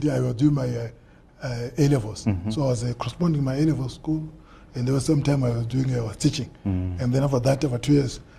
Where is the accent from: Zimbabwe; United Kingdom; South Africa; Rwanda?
Zimbabwe; Mutambara, Chimanimani, Manicaland; moved away; also born or lived in Bulawayo; born and bred in Mtambara